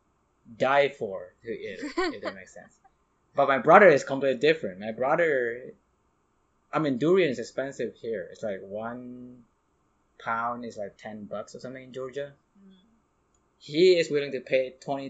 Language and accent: English; Indonesia; moved away; I'm from Indonesia